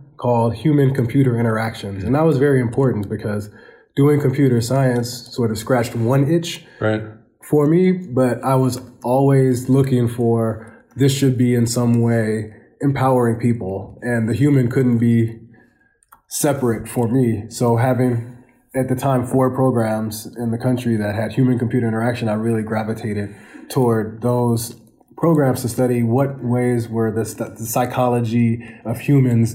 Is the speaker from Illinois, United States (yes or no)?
no; Portland, Oregon, United States; moved away; a young African-American male growing up in Portland, Oregon